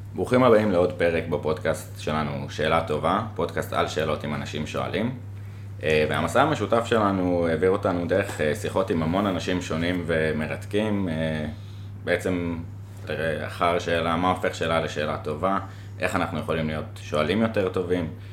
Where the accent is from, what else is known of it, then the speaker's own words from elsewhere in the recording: Jerusalem, Jerusalem District, Israel; now in Tel Aviv, Israel; אני כירושלמי אה, מיליטנטי